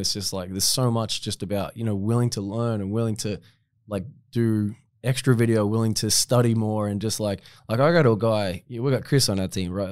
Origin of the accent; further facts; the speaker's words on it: Latrobe City, Victoria, Australia; I was still playing back in my hometown